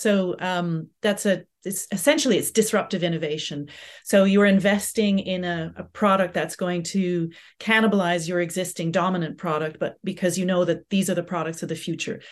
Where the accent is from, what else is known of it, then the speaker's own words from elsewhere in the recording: Canada; also born or lived in Southampton; now in United Kingdom; growing up in Canada